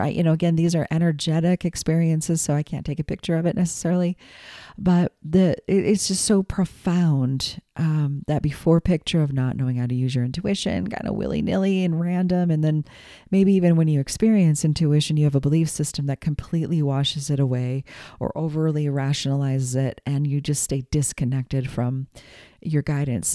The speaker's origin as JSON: {"language": "English", "country": "United States", "also_born_or_lived": "New England", "said": "I'm an American kid, you know. Yes, I have descendants from Ireland and Scotland"}